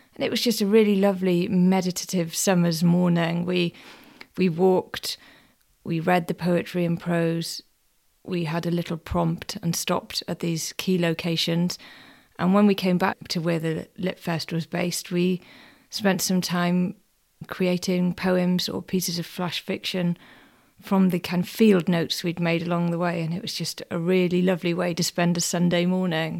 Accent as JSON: {"language": "English", "area": "Welsh", "region": "Wales", "country": "United Kingdom", "said": "even being Welsh myself"}